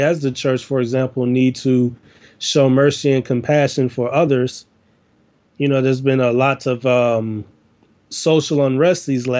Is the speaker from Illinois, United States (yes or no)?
yes; Chicago, Illinois, United States; I am I'm from Chicago. I have grown up in the inner city of the United States of Chicago, Illinois.